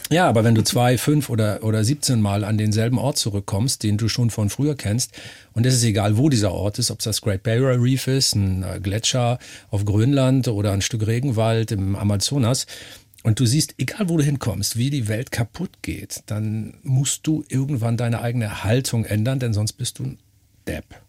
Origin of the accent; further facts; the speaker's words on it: Northern Germany, Germany; ich bin Norddeutscher, also meine Familie lebt seit äh, gefühlt drei Millionen Jahren hinterm Deich. Wahrscheinlich die Amöben direkt aus dem Schlick der Nordsee an Land. Also da komme ich her